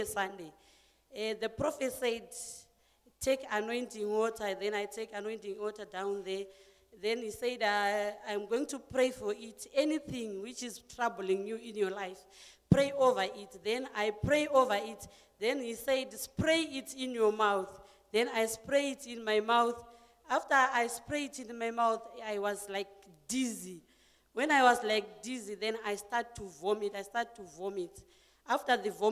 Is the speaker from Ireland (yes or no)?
no; Zimbabwe; also born or lived in Bronkhorstspruit, Pretoria; now in Pretoria, South Africa; I'm originally from Zimbabwe, but I stay in Bronkhorstspruit here in Pretoria.